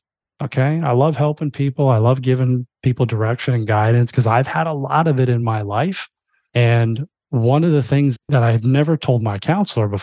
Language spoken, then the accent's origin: English; Florida, United States; moved away; I grew up in Florida my whole life